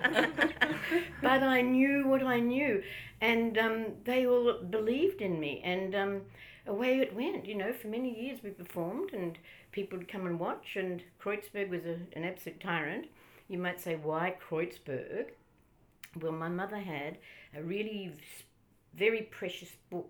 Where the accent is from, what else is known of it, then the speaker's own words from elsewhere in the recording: Melbourne, Victoria, Australia; I grew up in Heidelberg